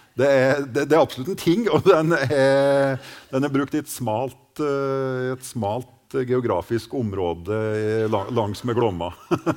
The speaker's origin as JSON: {"language": "Norwegian", "area": "Gudbrandsdalen", "region": "Innlandet", "country": "Norway", "said": "våre strøk i Norge"}